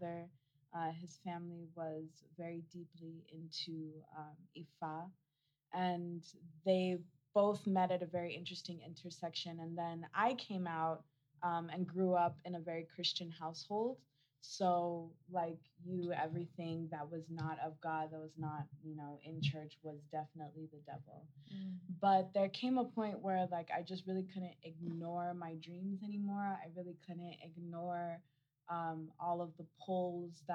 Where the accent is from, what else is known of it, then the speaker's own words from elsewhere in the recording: Lagos, Nigeria; now in Denver, United States; I live in Denver, Colorado. I'm originally from Lagos, Nigeria